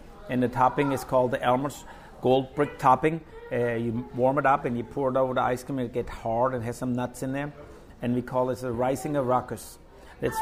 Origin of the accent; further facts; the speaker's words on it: Germany; now in Manchac, United States; When I grew up in Germany